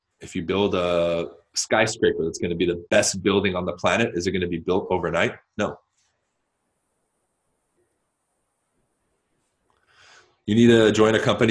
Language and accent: English; Southern California, United States; also born or lived in New Mexico; I grew up in SoCal.